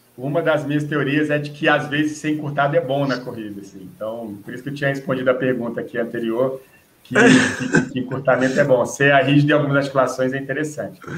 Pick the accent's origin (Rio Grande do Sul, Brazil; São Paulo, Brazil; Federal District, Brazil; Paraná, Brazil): Federal District, Brazil; Brasília; eu sou aqui de Brasília, em Brasília